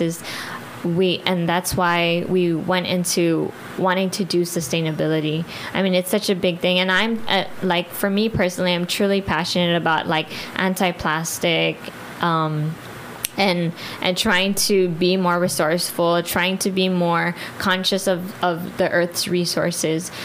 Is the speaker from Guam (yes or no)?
yes; Guam; I'm not Chamorro. I'm Filipino, but I'm born and raised here in Guam